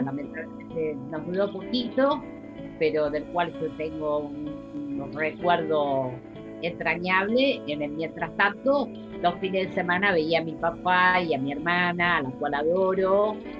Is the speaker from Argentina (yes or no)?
yes; Buenos Aires, Argentina; Yo nací en la ciudad autónoma de Buenos Aires